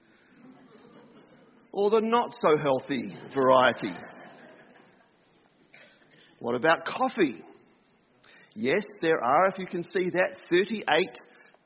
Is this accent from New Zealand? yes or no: yes; New Zealand; Growing up in New Zealand, we had one channel